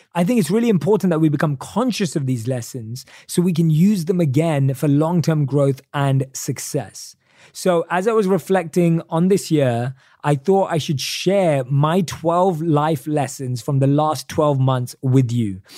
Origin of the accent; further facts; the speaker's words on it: United Kingdom; accent: British English; my British English accent